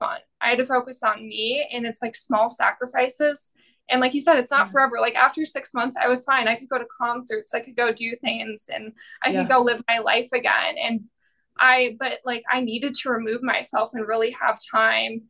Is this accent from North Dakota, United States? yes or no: yes; Fargo, North Dakota, United States; especially from my hometown in Fargo, because there's such a big drinking culture here